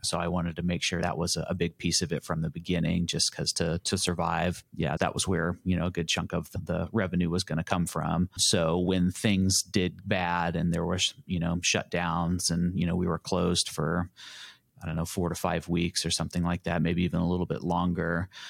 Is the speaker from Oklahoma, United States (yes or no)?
no; Lawrence, Kansas, United States; I was born and raised here in Lawrence